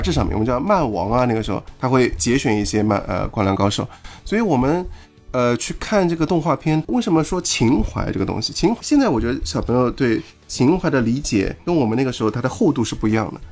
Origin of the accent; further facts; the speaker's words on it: China; 我们中国人